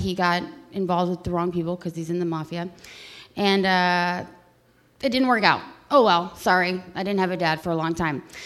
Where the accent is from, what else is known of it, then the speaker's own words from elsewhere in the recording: Youngstown, Ohio, United States; I was born on Gypsy Lane in Youngstown, Ohio